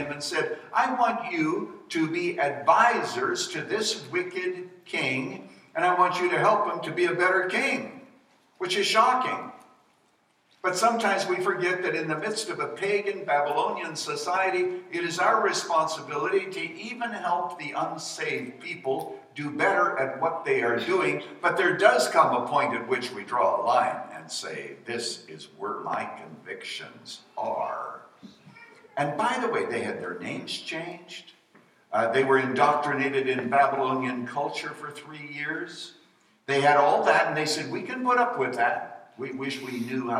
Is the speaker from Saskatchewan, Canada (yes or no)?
yes; Saskatchewan, Canada; now in United States; I was born in Saskatchewan